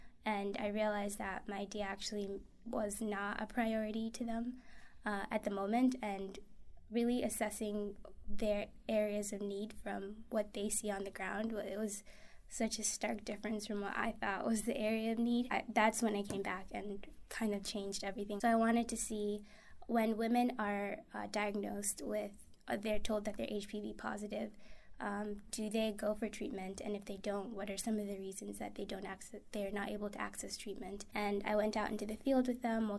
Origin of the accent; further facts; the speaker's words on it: Kenya; now in United States; And I'm from Kenya originally. I grew up there